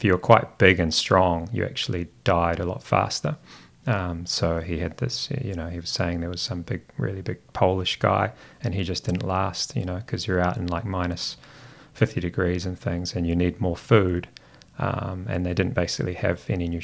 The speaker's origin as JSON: {"language": "English", "town": "Christchurch", "region": "Canterbury", "country": "New Zealand", "tie": "born or raised there", "first_language": "Greek", "second_language": "English", "said": "I'm actually from, born in Christchurch. So we lived around Avonhead. We had a house there by the airport. And I went to Royadvale Primary School"}